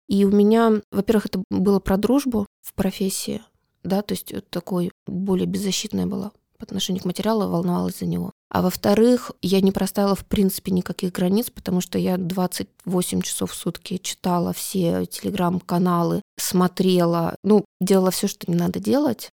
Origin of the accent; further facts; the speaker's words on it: Republic of Karelia, Russia; Я родом из Карелии.